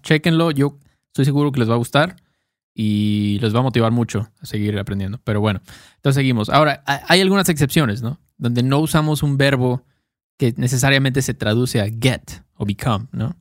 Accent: Mexico; soy mexicano

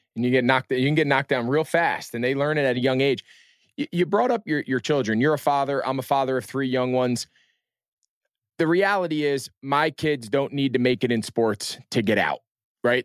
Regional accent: Northeast, United States; grew up in the Northeast.

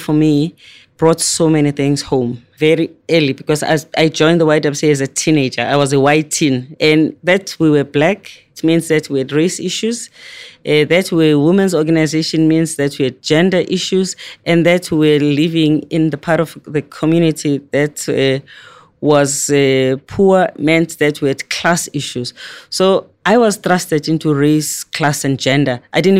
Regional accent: South Africa; we had lots of political prisoners in South Africa. We had lots of people that were in exile.

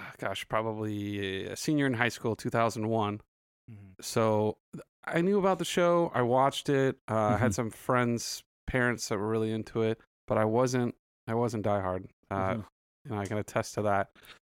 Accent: Santa Clarita, California, United States; also born or lived in South Bay, California; So I'm originally from Santa Clarita.

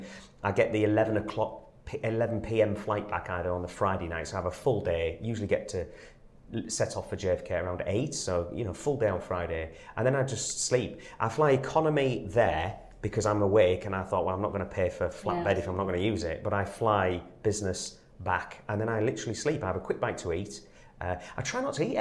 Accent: England, United Kingdom; I'm English

